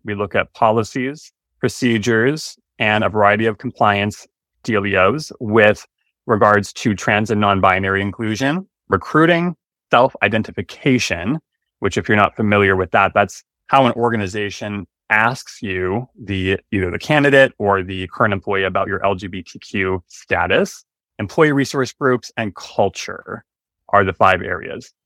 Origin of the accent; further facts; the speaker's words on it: Stillwater, Minnesota, United States; I grew up in Stillwater, Minnesota, the birthplace of Minnesota